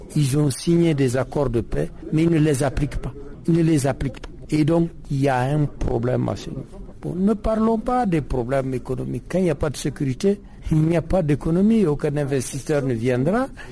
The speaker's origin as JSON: {"language": "French", "area": "the North", "region": "northern Mali", "country": "Mali", "said": "je suis du Nord"}